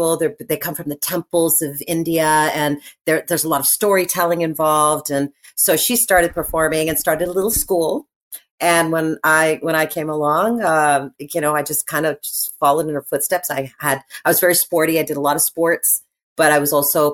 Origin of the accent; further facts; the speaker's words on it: Toronto, Ontario, Canada; Growing up as a Canadian kid, I'm born and raised in Toronto